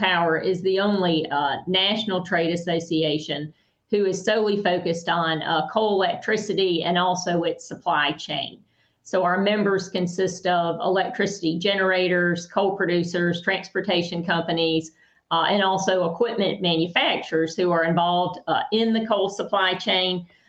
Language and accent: English; Birmingham, Alabama, United States; I am from Birmingham, Alabama, so sorry about the accent.